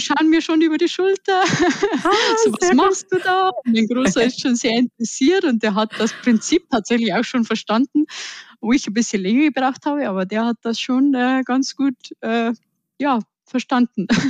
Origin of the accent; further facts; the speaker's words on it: Upper Bavaria, Germany; accent: Bavarian; ich komme aus dem tiefsten Oberbayern also seht es mir auch nach, wenn ich manchmal etwas ins Bayerische abrutsche